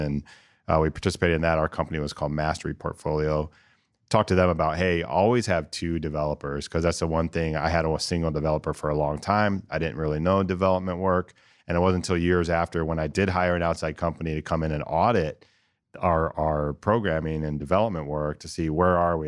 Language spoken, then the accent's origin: English; Northern Ohio, United States; also born or lived in New Jersey; now in Columbus, United States; I'm from Northern Ohio